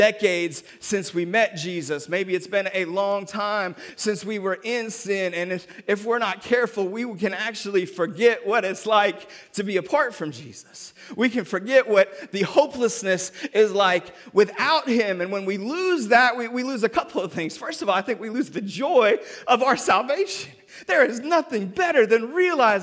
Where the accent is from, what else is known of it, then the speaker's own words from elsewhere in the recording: Seattle, Washington, United States; also born or lived in North Carolina; now in Memphis, United States; I'm from Seattle